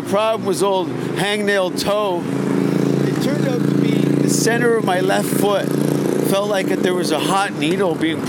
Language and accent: English; Hamilton, Ontario, Canada; my hometown of Hamilton